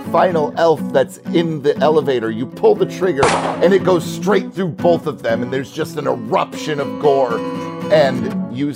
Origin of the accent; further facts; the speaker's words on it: California, United States; I, I grew up in California.